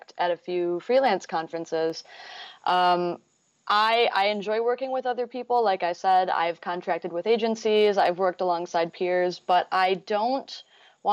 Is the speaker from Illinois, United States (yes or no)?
yes; Chicago, Illinois, United States; now in Minneapolis, United States; I am a designer and front-end WordPress developer located in Minneapolis. I'm originally from the Chicago area